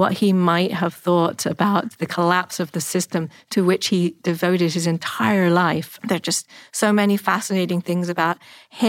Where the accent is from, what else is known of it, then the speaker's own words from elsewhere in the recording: England, United Kingdom; I'm an American, happen to grow up in England